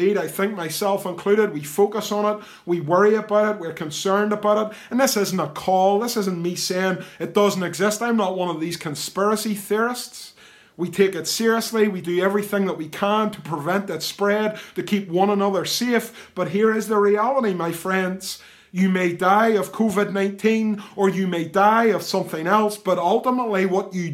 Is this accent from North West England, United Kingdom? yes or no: no; the East, Northern Ireland, United Kingdom; moved away as an adult; now in Ballynahinch, United Kingdom; I live in Ballinahinch. It isn't where I was born and reared. I'm a man of the East